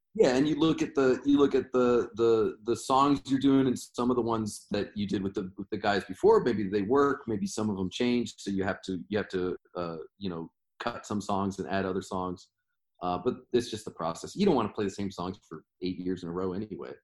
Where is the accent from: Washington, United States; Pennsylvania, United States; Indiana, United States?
Washington, United States; I'm from Washington State